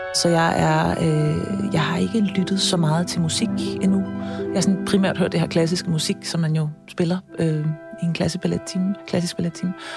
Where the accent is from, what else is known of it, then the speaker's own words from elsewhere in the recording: Copenhagen, Capital Region of Denmark, Denmark; jeg er født og opvokset på Østerbro på, øh, i her i København